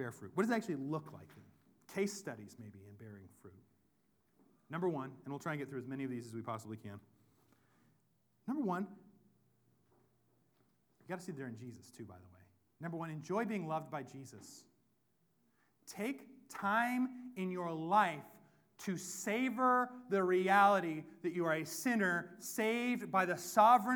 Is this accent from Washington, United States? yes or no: yes; Whatcom County, Washington, United States; I'm from Whatcom County. We're one part hippie, one part hick